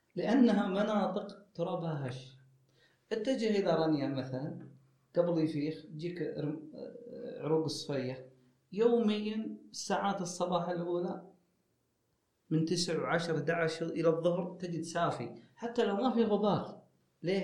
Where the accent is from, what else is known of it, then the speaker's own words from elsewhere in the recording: Saudi Arabia; عندنا في السعودية